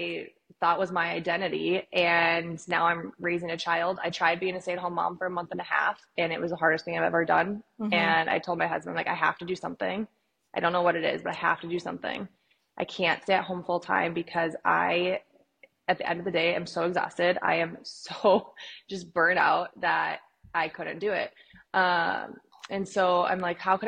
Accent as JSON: {"language": "English", "town": "Fargo", "region": "North Dakota", "country": "United States", "moved": "as an adult", "lives_now": "Arizona, United States", "said": "I'm from Fargo"}